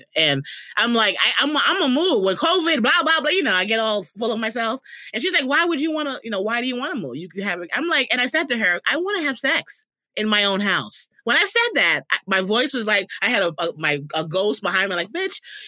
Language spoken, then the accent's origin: English; New York, United States; now in California, United States; someone who grew up in the Bronx, who before I moved to California